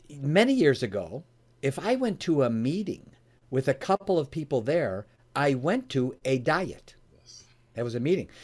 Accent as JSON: {"language": "English", "town": "Oak Brook", "region": "Illinois", "country": "United States", "tie": "born or raised there", "said": "I was born and raised in the Chicagoland area, in an area called Oak Brook area."}